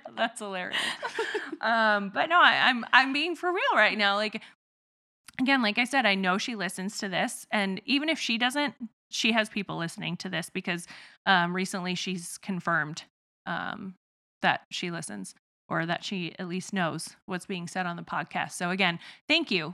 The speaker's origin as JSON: {"language": "English", "region": "Midwest", "country": "United States", "accent": "southern twang", "said": "I'm from the Midwest and so I have a little bit of like a southern twang sort of thing going on"}